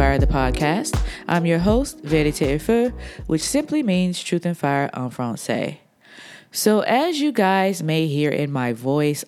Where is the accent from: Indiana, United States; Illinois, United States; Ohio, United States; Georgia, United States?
Georgia, United States; Atlanta; moved away; I am recording today from Atlanta, Georgia, my hometown